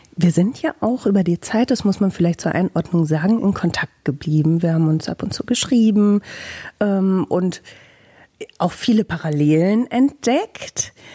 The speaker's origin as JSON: {"language": "German", "town": "Bielefeld", "region": "North Rhine-Westphalia", "country": "Germany"}